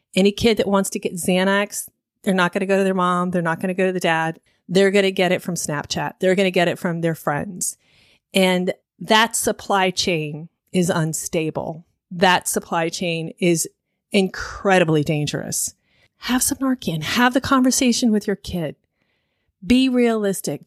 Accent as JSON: {"language": "English", "town": "Miami", "region": "Florida", "country": "United States", "tie": "born or raised there", "said": "I grew up in Miami in the 80s"}